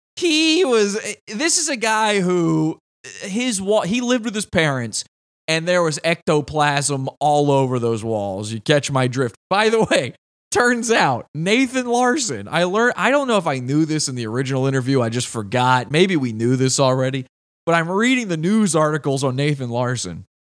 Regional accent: Virginia, United States; Virginia, my home state.

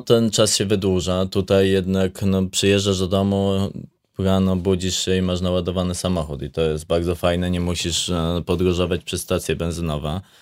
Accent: Łętownia, Lesser Poland, Poland; now in Zakopane, Poland; I ja wychowywałem się w Łętowni, e, właśnie w miejscowości, która, która no jest jakieś 50 kilometrów stąd

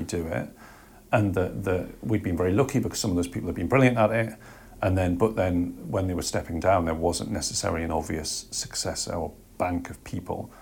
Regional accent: Jarrow, North East England, United Kingdom; my hometown, which is a place called Jarrow in the northeast of England

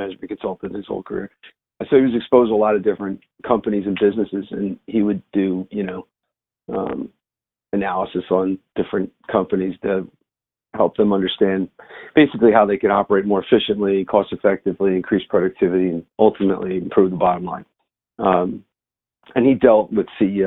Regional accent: Philadelphia, Pennsylvania, United States; moved away as an adult; also born or lived in Brazil; now in Lido Beach, United States; I was born and raised in Philadelphia

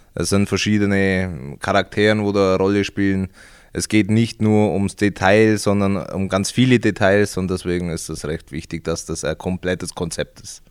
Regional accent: Augsburg district, Bavaria, Germany; Also ich komme aus dem Landkreis Augsburg, ganz ländlich

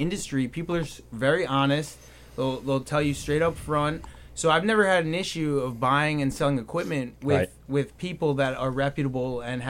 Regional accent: Glen Cove, New York, United States; And we grew up together in Glen Cove

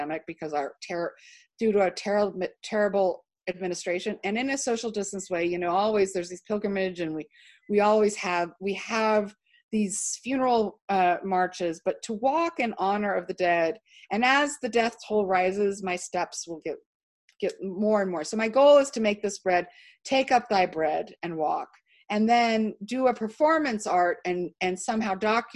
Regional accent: Houston, Texas, United States; now in Utah, United States; I grew up in Houston. I think the best people live in Houston.

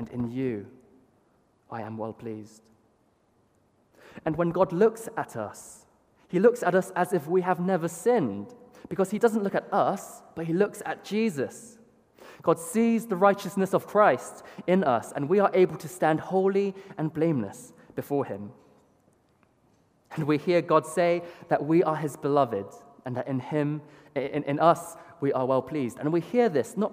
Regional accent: Bath, South West England, United Kingdom; Being a British-born Chinese

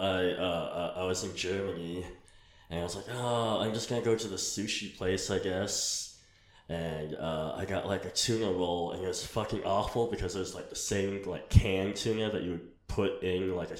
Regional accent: Philippines; I was born in the Philippines.

